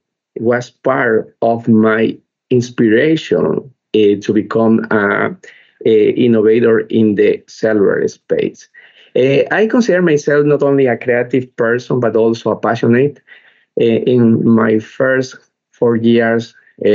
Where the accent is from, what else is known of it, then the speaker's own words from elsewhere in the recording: Ecuador; I am from Ecuador